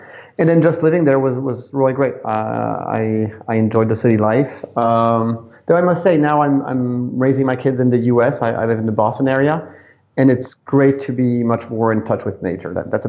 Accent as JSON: {"language": "English", "town": "Boulogne-Billancourt", "region": "Île-de-France", "country": "France", "tie": "born or raised there", "also_born_or_lived": "Arnold, Maryland, United States / Piedmont, Italy", "said": "I was mainly in France, except for 3 years between one-year-old and four-year-old, where I was living right next to Washington in a small town called Arnold in Maryland, not very far from Annapolis. So that's English is the first language I learned."}